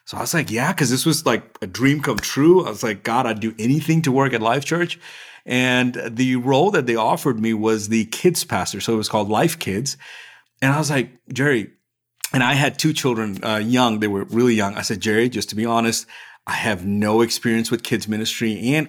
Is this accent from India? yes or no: yes; India; also born or lived in Middle East; now in United States; So I'm originally from India. I spent most of my life in the Middle East.